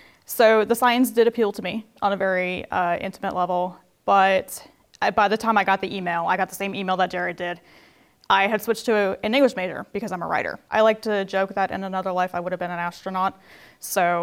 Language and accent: English; Dubuque, Iowa, United States; also born or lived in Nashville, Tennessee; now in Murfreesboro, United States; I'm from Dubuque, Iowa